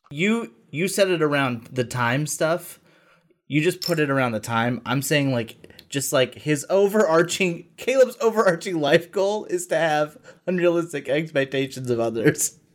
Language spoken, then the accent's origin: English; the South, United States; accent: Southern; I'm from the South